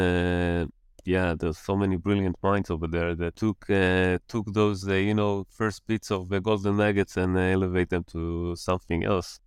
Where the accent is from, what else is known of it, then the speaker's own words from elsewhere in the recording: Jerusalem, Jerusalem District, Israel; moved away as an adult; also born or lived in London; now in Netherlands; I was born and raised in Jerusalem, in Israel, and, uh, since two thousand twelve, I'm a resident of, uh, the Netherlands